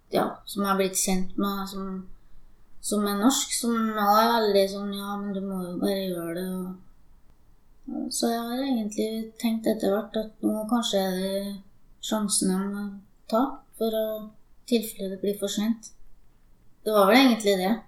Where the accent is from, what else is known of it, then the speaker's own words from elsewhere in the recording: Steinkjer, Trøndelag, Norway; also born or lived in Sri Lanka / Finnmark; jeg er fra Steinkjer, så det er der jeg er oppvokst.